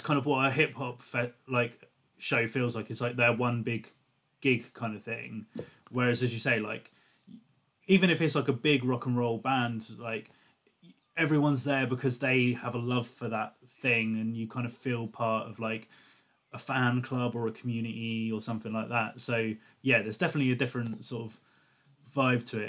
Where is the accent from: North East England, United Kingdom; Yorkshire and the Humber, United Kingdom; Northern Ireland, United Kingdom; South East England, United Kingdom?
South East England, United Kingdom; Portsmouth; I'm from Portsmouth